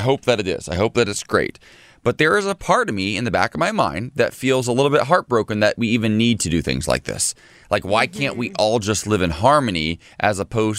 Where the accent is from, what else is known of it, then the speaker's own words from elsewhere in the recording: Ohio, United States; growing up in Ohio in the 80s and 90s